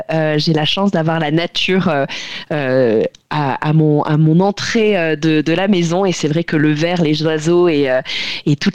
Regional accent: the North, northern France, France; on vient du Nord

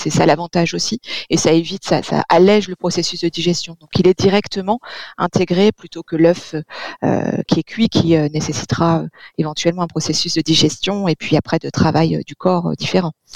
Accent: Provence-Alpes-Côte d'Azur, France; chez nous en Provence

